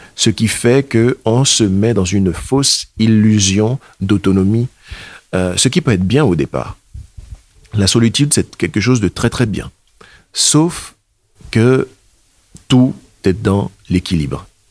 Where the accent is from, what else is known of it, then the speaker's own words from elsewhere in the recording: Benin; moved away as an adult; also born or lived in Germany; now in Caen, France; Je suis originaire du Bénin. Je suis bénino-allemand.